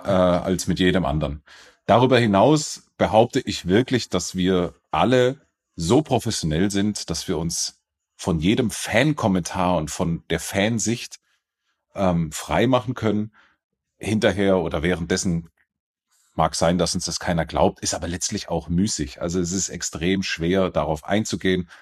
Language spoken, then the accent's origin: German; near Stuttgart, Baden-Württemberg, Germany; now in Munich, Germany; ich bin in der Nähe von Stuttgart aufgewachsen